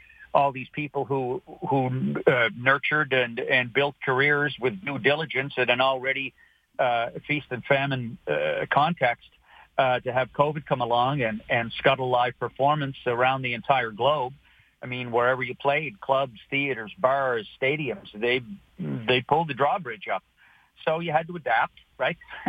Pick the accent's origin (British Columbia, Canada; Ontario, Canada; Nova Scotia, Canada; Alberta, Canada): Nova Scotia, Canada; Halifax; moved away as an adult; also born or lived in Glace Bay, Nova Scotia / Toronto / Los Angeles; I was born in Glace Bay, lived there till I was nine. Then I was raised in Halifax